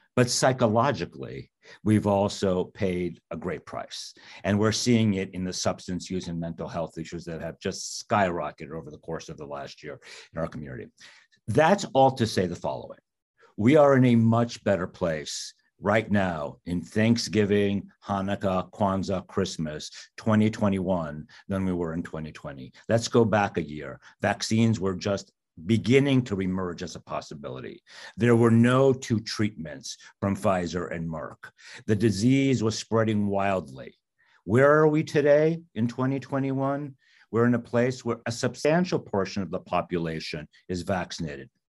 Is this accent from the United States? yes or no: yes; New York City, New York, United States; I grew up in Queens, New York